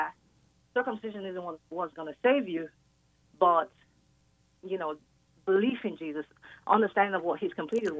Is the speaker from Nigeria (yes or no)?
yes; Nigeria; moved away as an adult; now in Texas, United States; I grew up in Africa. I came to this country like a couple of years ago.